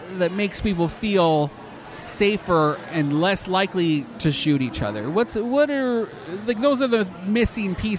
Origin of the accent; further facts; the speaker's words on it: Canada; moved away; as a Canadian